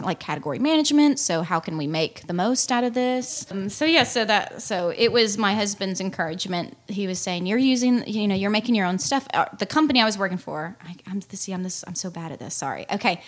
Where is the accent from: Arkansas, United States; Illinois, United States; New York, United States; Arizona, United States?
Arkansas, United States; I grew up in Arkansas and outdoors all my life